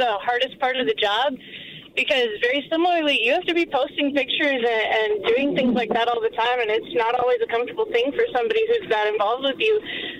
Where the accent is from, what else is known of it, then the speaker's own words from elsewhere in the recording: Texas, United States; now in Denver, United States; I'm from Texas originally